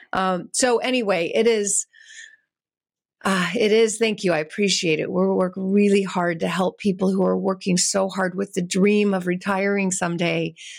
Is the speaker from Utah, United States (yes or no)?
no; California, United States; I'm from California